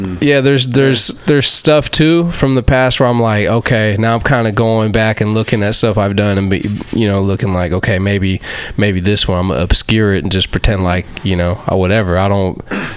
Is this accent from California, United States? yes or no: yes; Fairfield, California, United States; I grew up in the Bay. I grew up in Fairfield